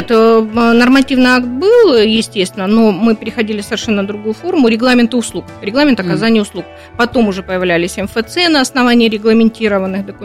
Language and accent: Russian; Labinsk, Krasnodar Krai, Russia; Да, я из Лабинского района, из э, Лабинска и да вообще Кубань.